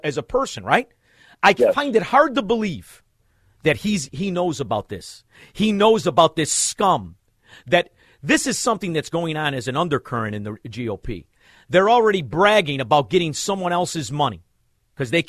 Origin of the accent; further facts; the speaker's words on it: Chicago, Illinois, United States; moved away; also born or lived in Elmwood Park / Melrose Park; I'm from Chicago